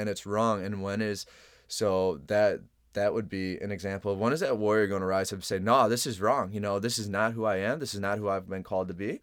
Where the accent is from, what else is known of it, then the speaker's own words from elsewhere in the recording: Chicago, Illinois, United States; I'm originally, I'm from Chicago